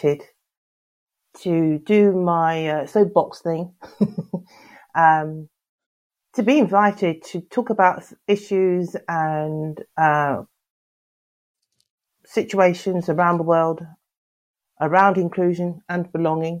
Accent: London, United Kingdom; I was brought up in North London

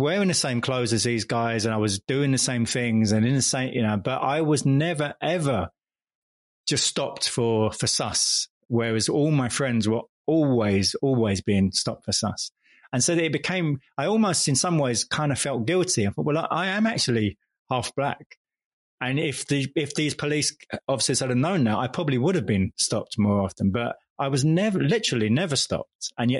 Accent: London, United Kingdom; first language English; moved away as an adult; also born or lived in Sudan / Jakarta / Switzerland; growing up in London in the 70s and 80s

